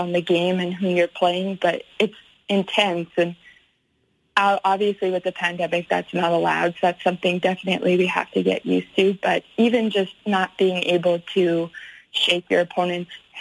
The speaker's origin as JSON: {"language": "English", "country": "Canada", "also_born_or_lived": "Alabama, United States", "moved": "as an adult", "lives_now": "Germany", "said": "being a Canadian"}